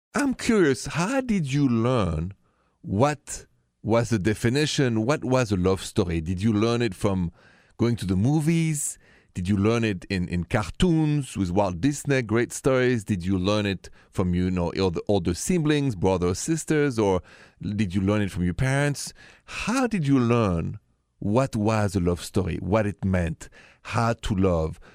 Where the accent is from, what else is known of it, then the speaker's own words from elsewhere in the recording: France; accent: French; English is a second language; moved away; my accent is French